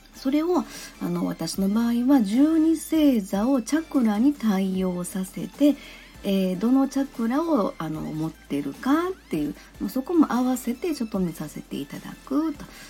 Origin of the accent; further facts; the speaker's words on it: Kansai, Japan; この喋り方を聞いていただいてもわかるように、まあ、生まれも育ちも関西なんですよね。